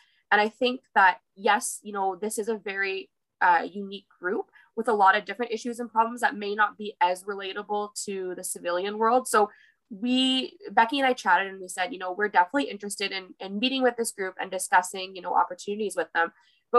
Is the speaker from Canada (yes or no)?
yes; Pembroke, Ontario, Canada; Yeah, so I grew up in Pembroke. I was born in the Pembroke Hospital. My family immigrated here actually from China. And I grew up in the Valley.